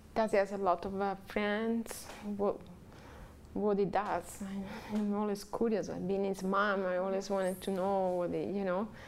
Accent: Italy; English is a second language; moved away as an adult; also born or lived in San Diego, California; now in Hawaii, United States; I'm from Italy

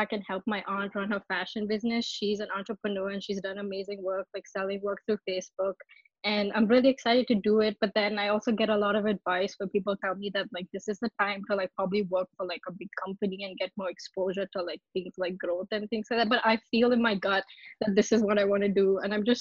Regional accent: India; now in Virginia, United States; I'm from India, but I'm in Virginia right now in the US.

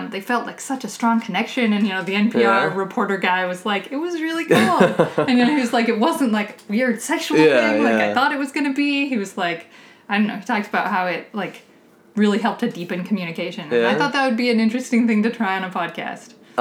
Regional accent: Nevada, United States; I'm from Nevada.

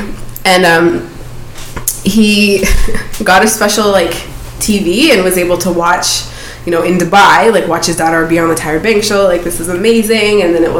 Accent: Toronto, Ontario, Canada; I'm from Toronto. I want to work in hip-hop.

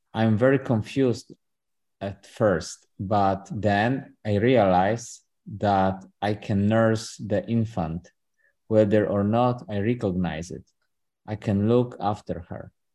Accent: Poland; now in Austin, United States; I was born in Poland, but I'm in Austin right now.

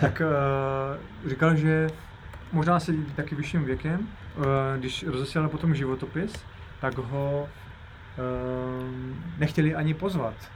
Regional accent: Ostrava, Moravian-Silesian Region, Czechia; ostravský horník, od, odkud pocházím

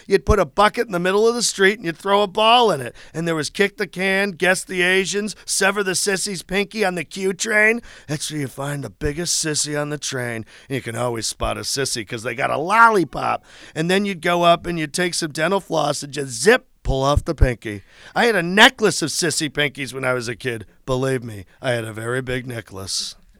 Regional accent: Chelsea, Massachusetts, United States; I'm from Chelsea, Massachusetts.

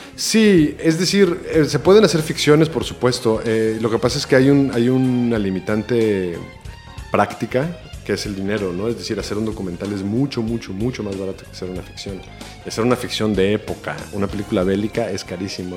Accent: El Salvador; moved away as an adult; also born or lived in Mexico; yo, vine a vivir en El Salvador cuando tenía 11 años y me fui a México a estudiar en la universidad cuando tenía 20

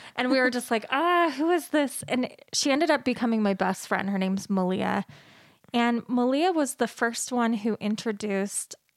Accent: Salt Lake City, Utah, United States; I grew up in Salt Lake City, Utah, born and raised

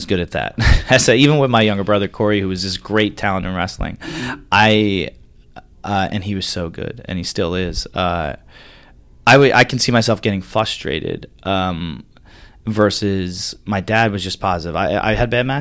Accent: Long Island, New York, United States; New York guy, growing up on Long Island, one of five kids, big family

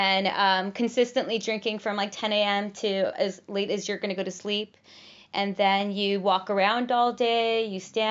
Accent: Los Angeles, California, United States; moved away as an adult; I'm from

